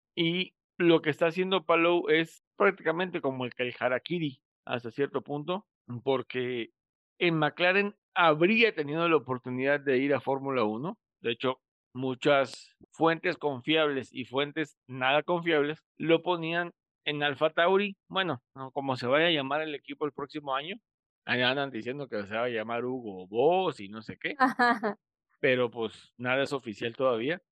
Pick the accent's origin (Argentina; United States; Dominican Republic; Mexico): Mexico; como mexicanos